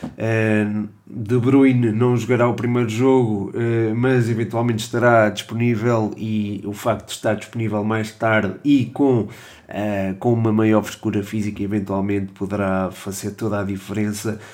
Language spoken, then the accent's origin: Portuguese; Portugal; Também como português